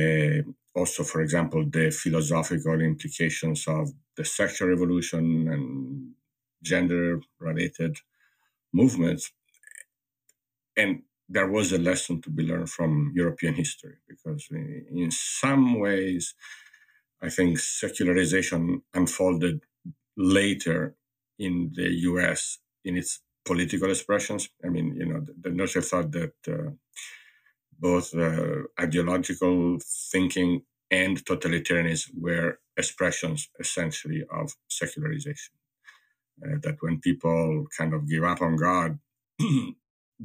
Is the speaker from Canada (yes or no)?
no; Italy; moved away as an adult; now in United States; growing up in Italy and then living in the US